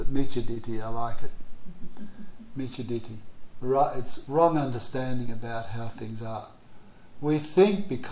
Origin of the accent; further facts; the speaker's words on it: Australia; I come from Australia